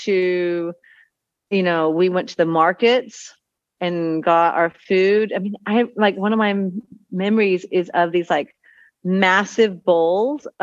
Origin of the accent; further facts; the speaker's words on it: Texas, United States; moved away as an adult; also born or lived in Utah / Costa Rica; now in Panama; I was born in Texas